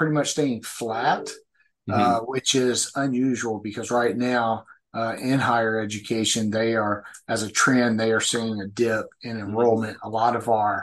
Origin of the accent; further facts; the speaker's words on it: Memphis, Tennessee, United States; also born or lived in St. Louis, Missouri / Kansas City / Topeka, Kansas; now in Springfield, United States; I'm originally from Memphis, Tennessee